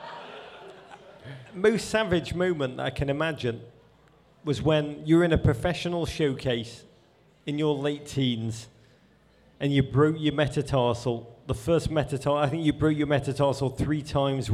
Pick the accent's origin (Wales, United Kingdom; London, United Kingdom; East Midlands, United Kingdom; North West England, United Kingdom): North West England, United Kingdom; Liverpool; now in United States; Now, I grew up in Liverpool in the 1980s.